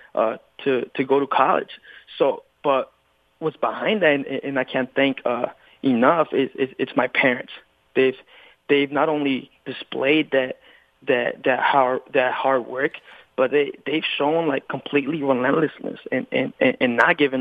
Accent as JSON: {"language": "English", "region": "California", "country": "United States", "tie": "born or raised there", "said": "I was born and raised in California"}